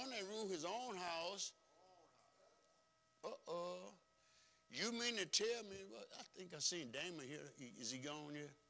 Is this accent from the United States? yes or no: yes; United States; I grew up right here on Clinton Street.